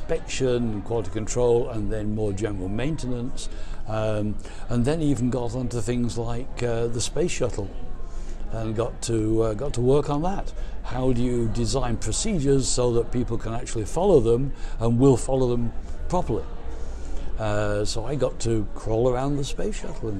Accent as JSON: {"language": "English", "region": "England", "country": "United Kingdom", "tie": "born or raised there", "said": "I was born in England in World War II"}